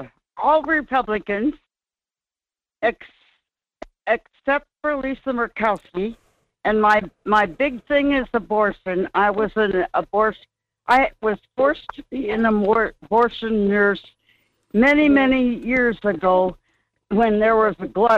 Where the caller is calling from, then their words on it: North Pole, Alaska, United States; from North Pole, Alaska.